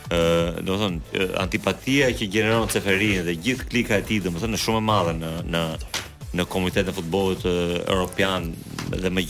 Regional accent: Albania; unë si shqiptar

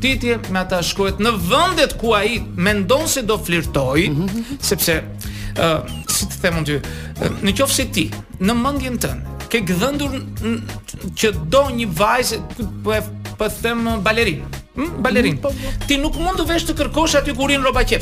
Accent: Vlorë, Vlorë County, Albania; now in Tirana, Albania; un jam djal nga Vlora

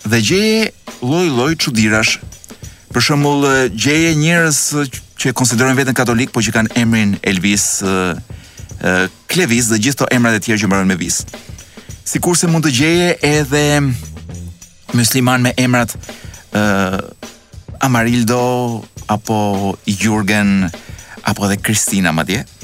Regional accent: Albania

